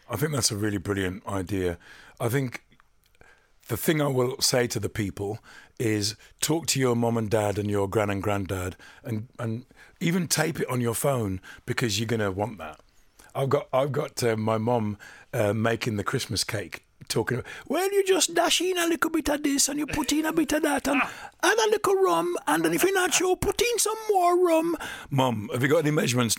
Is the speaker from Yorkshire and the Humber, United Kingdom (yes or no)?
no; Dudley, West Midlands, United Kingdom; growing up in Dudley when we were little